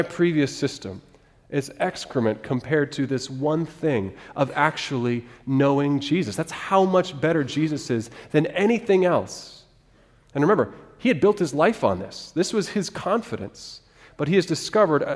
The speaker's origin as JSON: {"language": "English", "region": "Alaska", "country": "United States", "tie": "born or raised there", "moved": "yes", "said": "I grew up in Alaska, so my first fishing experience was a little bit different"}